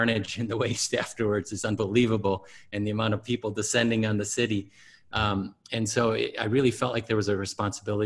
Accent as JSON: {"language": "English", "region": "Wisconsin", "country": "United States", "tie": "born or raised there", "said": "I grew up in Wisconsin, along the shore of Lake Michigan."}